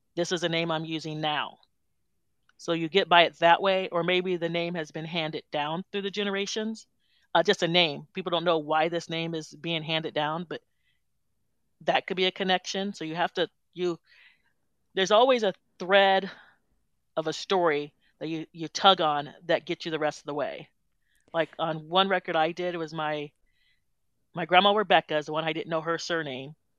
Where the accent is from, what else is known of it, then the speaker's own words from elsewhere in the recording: Burlington, Iowa, United States; also born or lived in Des Moines, Iowa; now in Windsor Heights, United States; I'm from Burlington, Iowa originally. And then I moved to Des Moines when I was in my 12, 13 years old.